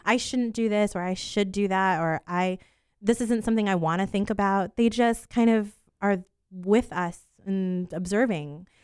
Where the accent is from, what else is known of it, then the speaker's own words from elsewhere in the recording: Poinciana, Florida, United States; also born or lived in New York; I was born in New York, and we lived in Poinciana until I was about fifteen years old